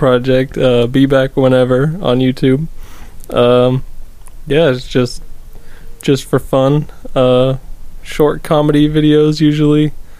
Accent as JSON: {"language": "English", "region": "East Coast", "country": "United States", "tie": "born or raised there", "moved": "yes", "lives_now": "West Coast, United States", "said": "I grew up on the East Coast, and now I live on the West Coast."}